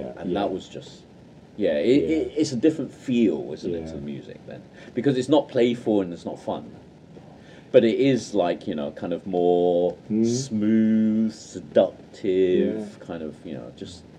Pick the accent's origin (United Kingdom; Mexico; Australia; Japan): United Kingdom; England; It is quite a travel for us, because I guess we're from the Midlands.